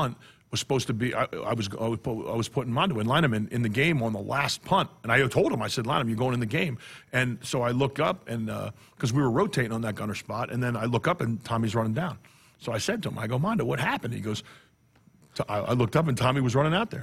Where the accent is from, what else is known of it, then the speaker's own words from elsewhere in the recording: New Jersey, United States; now in Nebraska, United States; We're both from New Jersey